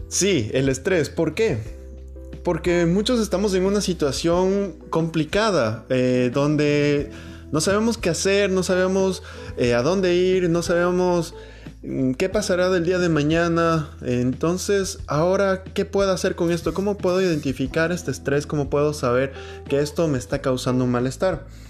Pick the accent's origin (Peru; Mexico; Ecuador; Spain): Ecuador; mi país, Ecuador, que es un país tan chiquito